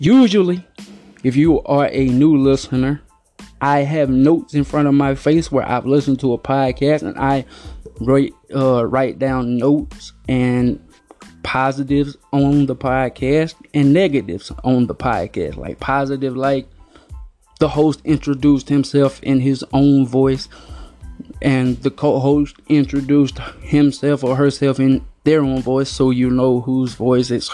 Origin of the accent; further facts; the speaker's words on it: Alabama, United States; I'm from Alabama